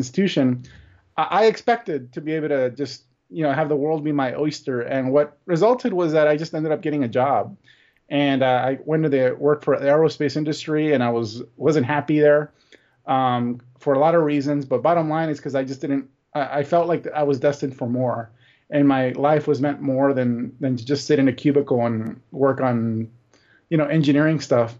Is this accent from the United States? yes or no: yes; Los Angeles, California, United States; I grew up poor in East Los Angeles. You know, my parents were all born in Mexico. I was born in East LA, just like the movie.